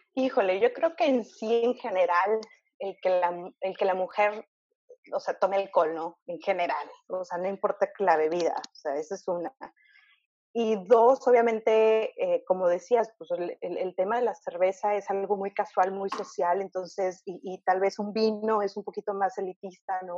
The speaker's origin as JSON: {"language": "Spanish", "country": "Mexico", "also_born_or_lived": "Canada", "said": "soy mexicana"}